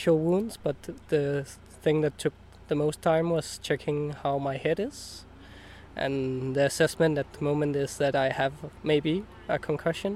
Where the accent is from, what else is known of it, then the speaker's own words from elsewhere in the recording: Denmark; I'm 25 and I'm from Denmark